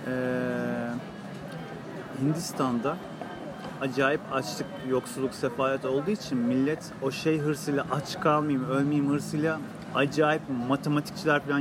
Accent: Turkey; Hiç birbirimizi anlamıyoruz Türk'üz ama.

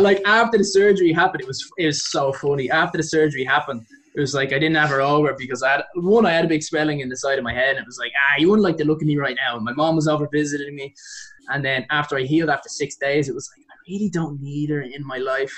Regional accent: Dublin, Leinster, Ireland

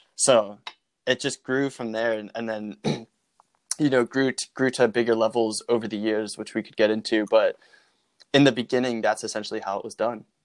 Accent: Norristown, Pennsylvania, United States; from Norristown, Pennsylvania

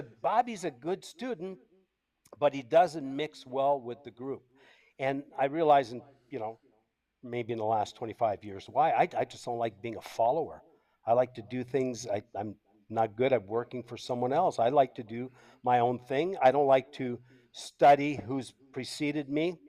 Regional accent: Canada; accent: French Canadian; first language French; English is a second language; moved away as an adult; also born or lived in Tampa, Florida, United States / Costa Rica; now in Brazil; I'm Canadian. Moved to Tampa, Florida in 1992

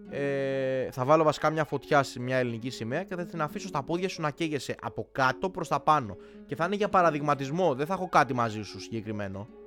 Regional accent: Greece; Δηλαδή 27 Οκτώβρη δεν είμαστε Έλληνες και έχουμε έξω τη, ε, ξέρω εγώ, τη σημαία της Αργεντινής γιατί είναι μόδα.

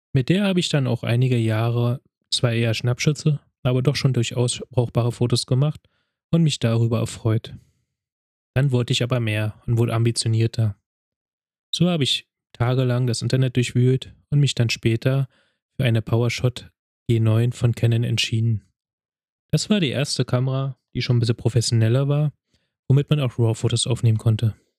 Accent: Berlin, Germany; Ich wurde 1985 in Berlin geboren, bin dort auch aufgewachsen

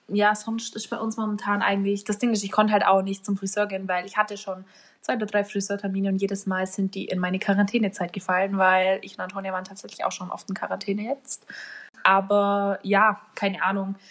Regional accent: Bavaria, Germany; bei uns in Bayern

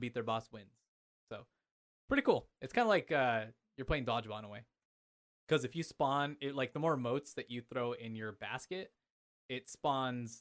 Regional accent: Anaheim, California, United States; moved away as an adult; now in Idaho, United States; I grew up in Southern California. I grew up in Anaheim

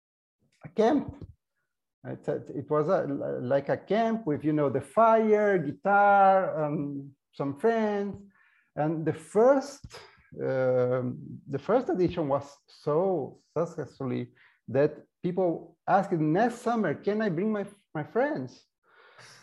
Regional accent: São Paulo, Brazil; English is a second language; moved away as an adult; also born or lived in Colorado, United States / Barcelona, Spain / Buenos Aires, Argentina; now in Asunción, Paraguay; I'm Brazilian. I'm from São Paulo.

